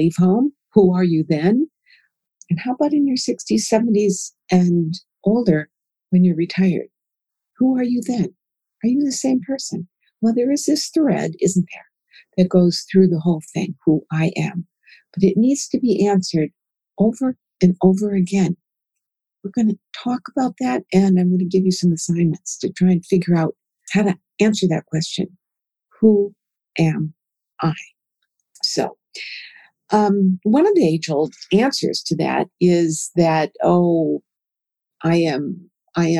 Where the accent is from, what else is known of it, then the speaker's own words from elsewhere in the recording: Minnesota, United States; now in Oklahoma, United States; I grew up in Minnesota in a Scandinavian and German culture where grandparents were formal.